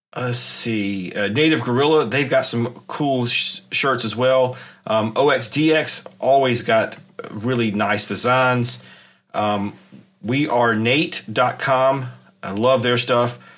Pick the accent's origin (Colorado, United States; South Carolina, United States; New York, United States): South Carolina, United States; I grew up in South Carolina, I've been here all my life